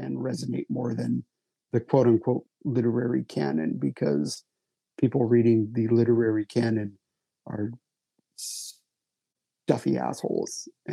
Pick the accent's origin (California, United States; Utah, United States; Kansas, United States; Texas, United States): Utah, United States; moved away; my hometown in Utah